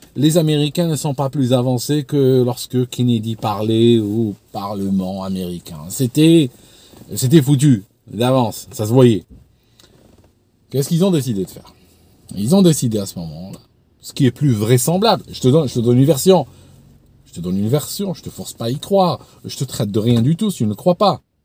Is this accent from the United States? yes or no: no; Algeria; moved away as an adult; now in England, United Kingdom; je suis né en Algérie, j'ai grandi dans une société, euh, bon, un petit peu islamisée